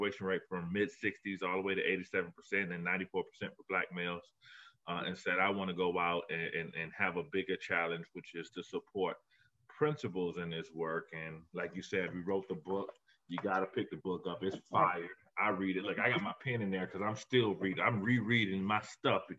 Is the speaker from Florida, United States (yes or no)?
yes; Miami, Florida, United States; accent: Southern; moved away as an adult; now in Buffalo, United States; I'm originally from Miami, Florida